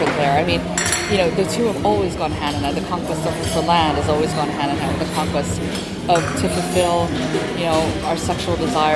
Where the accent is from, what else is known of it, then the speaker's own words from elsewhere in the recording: Hawaii, United States; when I was growing up in Hawaii